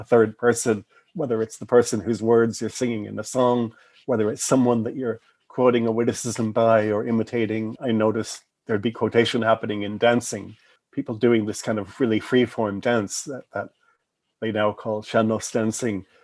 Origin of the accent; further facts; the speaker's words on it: West Coast, United States; as an American who had been, I was pretty much a West Coast person by that time.